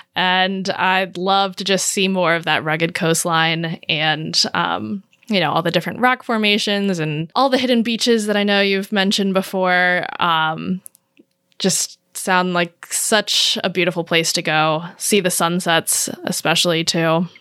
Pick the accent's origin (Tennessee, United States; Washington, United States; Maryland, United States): Maryland, United States; moved away as an adult; also born or lived in Southern California; now in Portland, United States; I am from Maryland originally. I grew up there